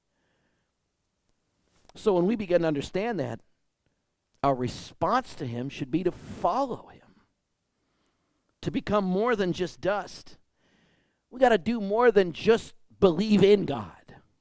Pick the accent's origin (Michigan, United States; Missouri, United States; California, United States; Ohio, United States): Michigan, United States; growing up in Michigan is all the really big leafy trees